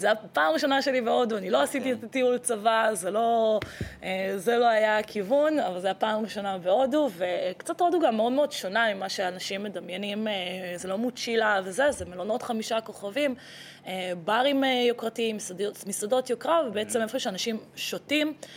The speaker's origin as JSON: {"language": "Hebrew", "country": "Israel", "tie": "born or raised there", "also_born_or_lived": "Latvia / Tel Aviv, Israel", "said": "נולדתי בלטביה, נולדת עליתי בלטביה. לארץ אה, בגיל שנתיים, אז ככה שאני ישראלית אה, לכל דבר"}